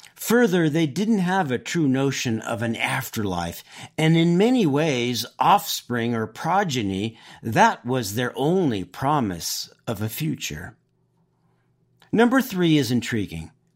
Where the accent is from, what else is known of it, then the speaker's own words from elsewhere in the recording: Oxnard, California, United States; I grew up in Southern California